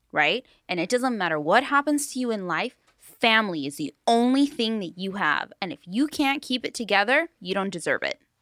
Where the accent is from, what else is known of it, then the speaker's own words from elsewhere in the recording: Long Beach, California, United States; I grew up in Paramount, North Long Beach